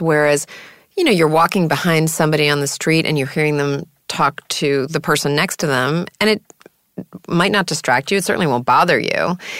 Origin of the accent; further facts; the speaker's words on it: New York City, New York, United States; when I was a little girl growing up in New York City